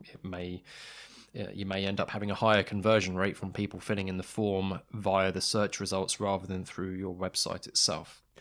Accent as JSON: {"language": "English", "country": "United Kingdom", "said": "as a British consumer"}